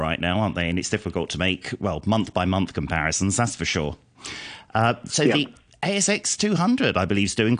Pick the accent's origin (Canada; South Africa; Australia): Australia; I'm Australian.